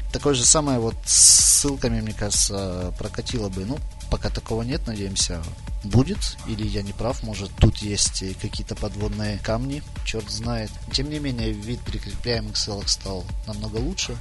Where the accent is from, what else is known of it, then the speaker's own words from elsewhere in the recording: Chernihiv, Chernihiv Oblast, Ukraine; Я вообще из Чернихова